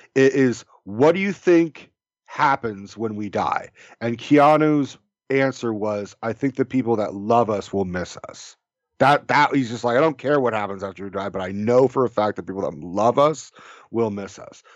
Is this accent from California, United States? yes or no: yes; California, United States; I'm from California.